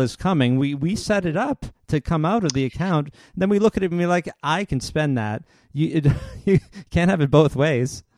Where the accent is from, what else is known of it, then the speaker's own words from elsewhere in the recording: Canada; I'm Canadian